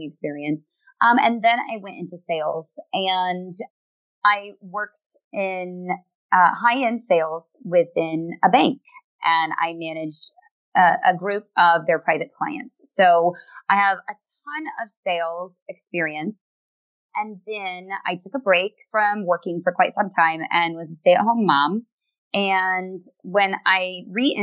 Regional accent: United States; I am an American woman

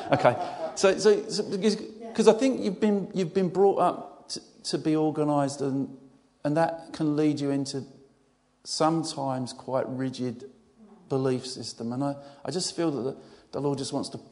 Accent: Essex, East of England, United Kingdom; I'm from Essex

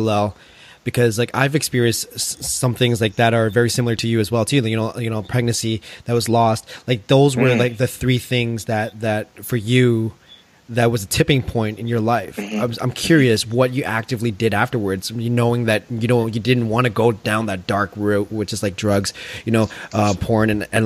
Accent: Canada; they took me back home to Vietnam, where my family's from. I was born in Canada

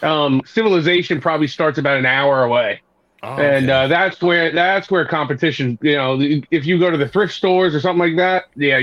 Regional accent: Long Island, New York, United States; And we all know that I'm from Long Island.

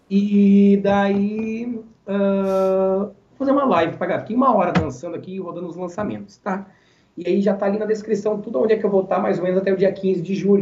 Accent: Barão do Triunfo, Rio Grande do Sul, Brazil; a cidade onde eu nasci, Barão do Triunfo, sou natural de lá e tenho orgulho de ser de lá.

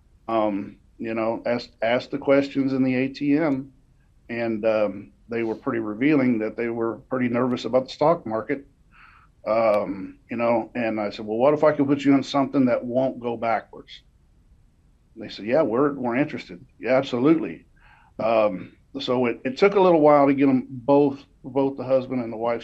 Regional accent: Indianapolis, Indiana, United States; I'm from Indianapolis area

